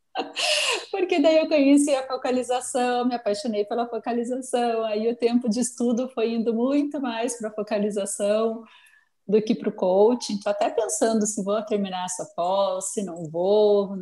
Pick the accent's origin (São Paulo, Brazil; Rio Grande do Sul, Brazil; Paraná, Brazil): Paraná, Brazil; Fazenda Rio Grande; eu sou de Curitiba, de verdade, uma cidadezinha metropolitana de Curitiba, que é a Fazenda Rio Grande